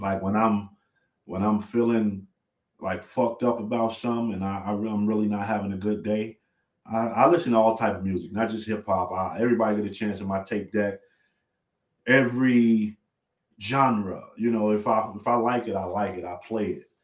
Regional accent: Chicago, Illinois, United States; I'm from Chicago

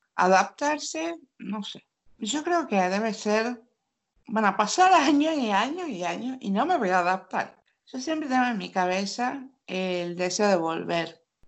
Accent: Tucumán, Argentina; accent: tucumano; moved away as an adult; now in Norway; Yo soy de Tucumán, de la provincia más chiquita de la Argentina

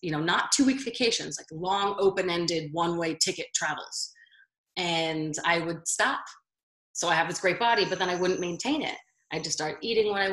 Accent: Baltimore, Maryland, United States; now in Las Vegas, United States; I'm originally from Baltimore, but I live in Las Vegas now

